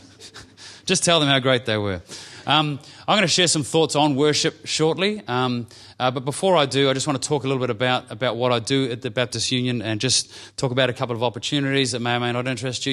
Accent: New Zealand; now in Victoria, Australia; I'm a Kiwi

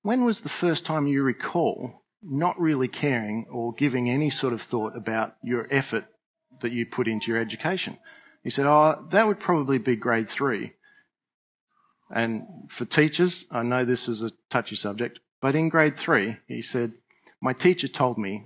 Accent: Australia; I'm an Australian

